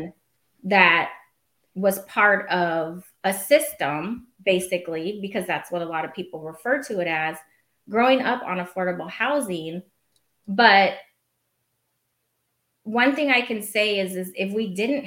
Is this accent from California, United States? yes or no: no; Portland, Oregon, United States; I was raised in Oregon. I probably should have said that, in Portland.